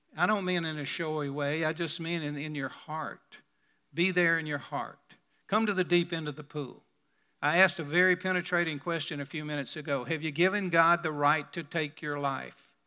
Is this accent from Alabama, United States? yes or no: yes; Birmingham, Alabama, United States; my hometown in Birmingham